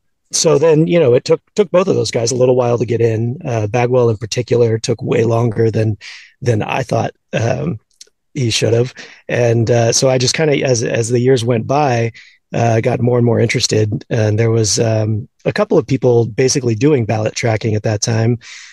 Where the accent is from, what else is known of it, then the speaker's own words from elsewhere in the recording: Houston, Texas, United States; So I grew up in Houston, an Astros fan.